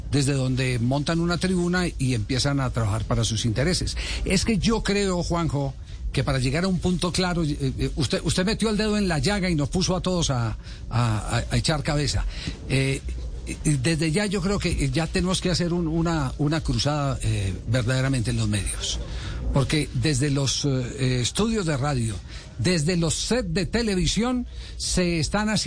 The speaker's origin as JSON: {"language": "Spanish", "town": "Manizales", "region": "Caldas", "country": "Colombia", "said": "el equipo de Manizales de mi tierra, el Once Caldas."}